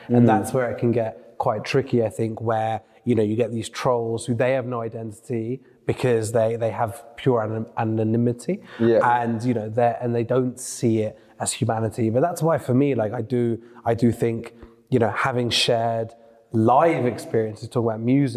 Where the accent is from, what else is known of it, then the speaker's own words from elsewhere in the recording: London, United Kingdom; growing up in Northwest London